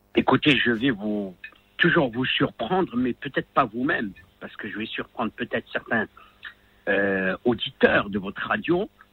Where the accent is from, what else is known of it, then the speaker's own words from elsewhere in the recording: Rabat, Rabat-Salé-Kénitra, Morocco; je viens des bidonvilles de Rabat